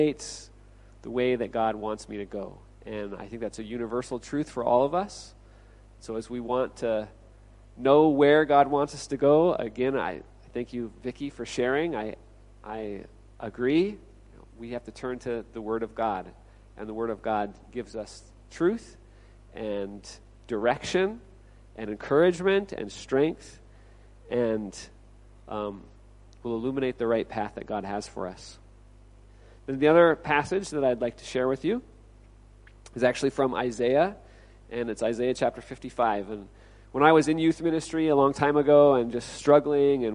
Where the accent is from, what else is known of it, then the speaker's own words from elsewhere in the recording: Olympia, Washington, United States; moved away as an adult; also born or lived in Okinawa, Japan; now in Chiang Mai, Thailand; I'm originally from Olympia, Washington